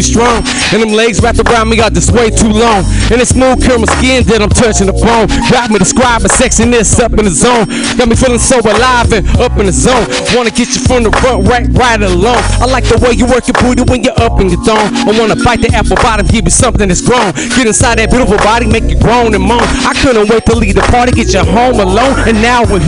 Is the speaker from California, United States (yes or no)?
yes; San Jose, California, United States; I'm from the Bay Area right here, so you know what I'm saying? I'm from San Jose